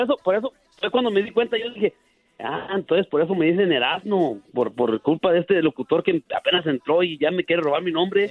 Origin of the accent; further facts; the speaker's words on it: Nieves, Zacatecas, Mexico; now in Minnesota, United States; Yo, yo nací en 1973, en el ah. mero Tánger Nieves, Zacatecas.